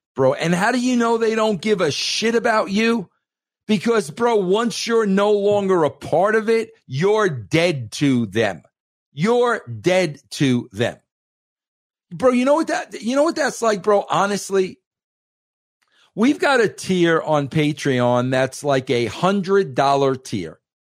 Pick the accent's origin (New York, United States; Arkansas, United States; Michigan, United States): New York, United States; Being a New Yorker, coming from that part of the world